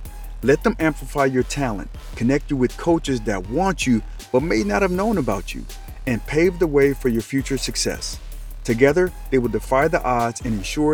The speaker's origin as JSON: {"language": "English", "town": "Colorado Springs", "region": "Colorado", "country": "United States", "tie": "born or raised there", "moved": "yes", "said": "I'm originally from Colorado, Colorado Springs to be exact"}